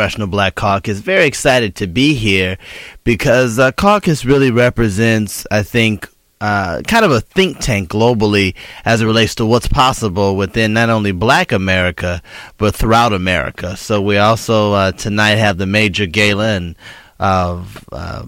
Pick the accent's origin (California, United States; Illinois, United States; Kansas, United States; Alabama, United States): Illinois, United States; Chicago; growing up in Chicago in the Robert Taylor Projects